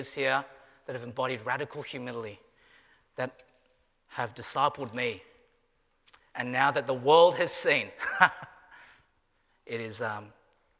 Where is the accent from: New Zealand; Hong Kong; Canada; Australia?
Australia; moved away as an adult; now in Wilmore, United States